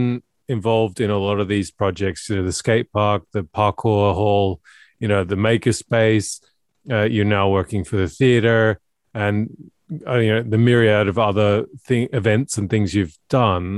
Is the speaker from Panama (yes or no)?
no; Australia; now in Norway; I grew up in Australia